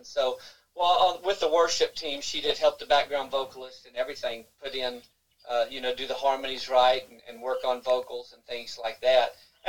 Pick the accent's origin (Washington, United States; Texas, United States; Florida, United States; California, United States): Texas, United States; Fort Worth; also born or lived in Lillian, Texas / Mansfield, Texas / Arlington, Texas; I grew up there. I was born and raised in Fort Worth.